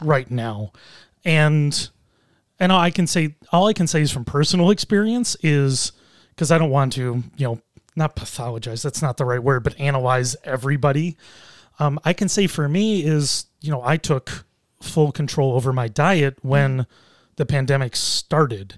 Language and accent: English; Buffalo, New York, United States; I grew up in Buffalo. I've lived here in Buffalo my whole life